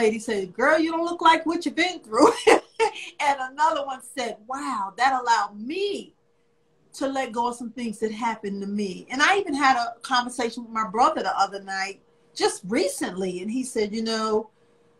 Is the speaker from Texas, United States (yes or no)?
no; New York City, New York, United States; moved away as an adult; also born or lived in Virginia; now in Richmond, United States; I am originally from New York. I was born in Spanish Harlem. I'm just a city girl